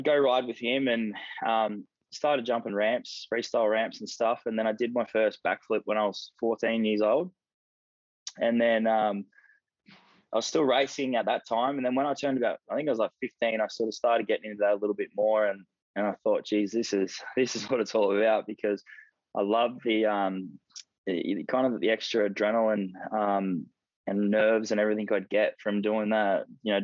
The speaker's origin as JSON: {"language": "English", "town": "Sydney", "region": "New South Wales", "country": "Australia", "tie": "born or raised there", "said": "I grew up in Sydney, just in the Sutherland Shire, just around the Cronulla area."}